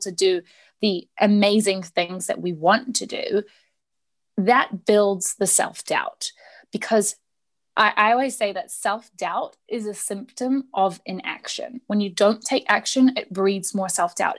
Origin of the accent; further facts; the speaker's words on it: New Zealand; I'm from New Zealand.